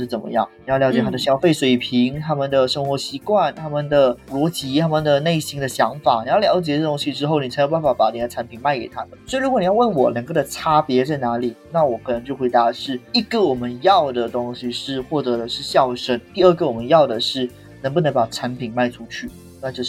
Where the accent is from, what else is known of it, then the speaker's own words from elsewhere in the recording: Taiwan; 对不起，我们是台湾人。